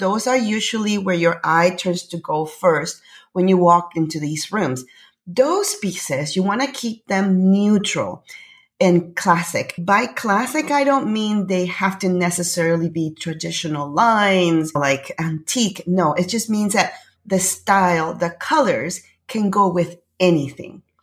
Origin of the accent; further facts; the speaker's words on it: Panama; now in Canada; I'm from Panama, actually. I'm originally from Panama. I live in Canada